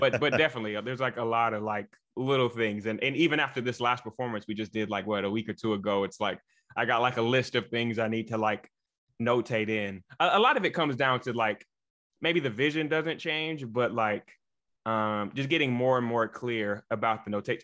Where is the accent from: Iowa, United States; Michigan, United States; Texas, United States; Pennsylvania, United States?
Michigan, United States; Jackson; moved away; also born or lived in Chicago; I'm originally from Jackson, Michigan.